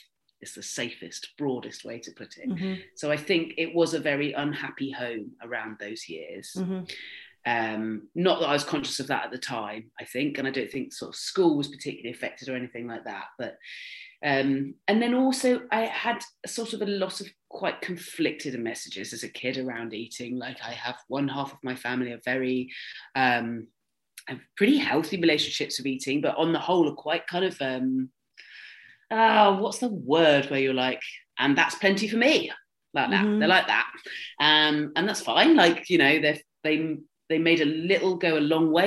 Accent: Swanage, South West England, United Kingdom; I grew up in Dorset where you had like a first school, a middle school and an upper school

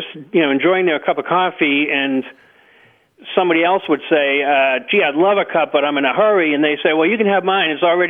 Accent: Boston, Massachusetts, United States; now in Moretown, Vermont, United States; I live in Moortown, Vermont. I grew up in the Boston area.

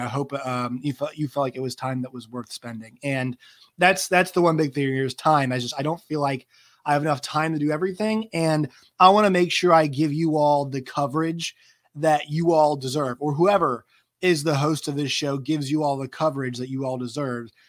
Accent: Virginia, United States; I am from Virginia

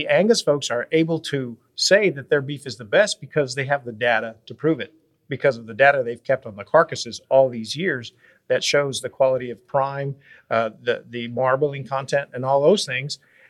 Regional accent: Texas, United States; also born or lived in Waco, Texas; I grew up, born in Waco, Texas, lived all over Texas. So I'm a Texan, yeah, Tex-Mex.

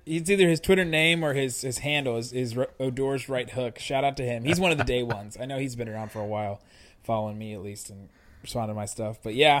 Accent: Mason, Ohio, United States; I grew up in Mason, Ohio, which is like 45 minutes from there

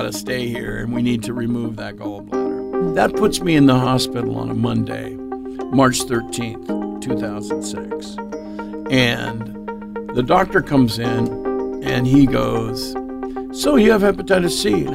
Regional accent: Eugene, Oregon, United States; born or raised there; also born or lived in Everett, Washington

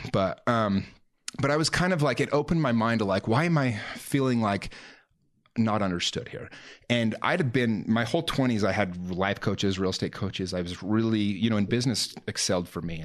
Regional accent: Salt Lake City, Utah, United States; also born or lived in Taylorsville / Murray; I grew up in Salt Lake my whole life

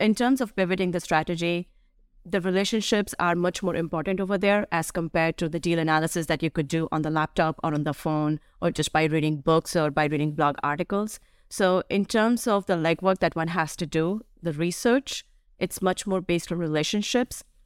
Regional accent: Delhi, India; now in United States; where I grew up in Delhi.

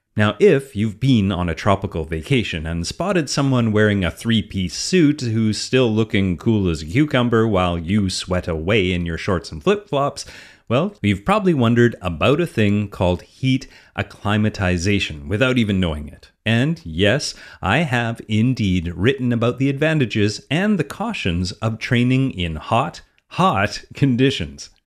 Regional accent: Canada; I'm Canadian

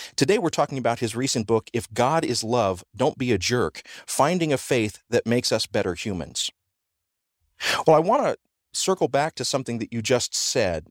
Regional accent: the South, United States; Growing up in the South

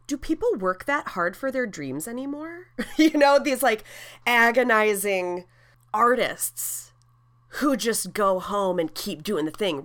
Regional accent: Wautoma, Wisconsin, United States; moved away; I was like, central Wisconsin. She's like, no, where? And I was like, Watoma?

